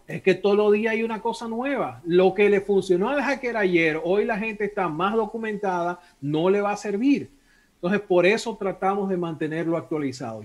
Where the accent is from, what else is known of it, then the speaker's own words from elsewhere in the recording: Dominican Republic; Yo soy dominicano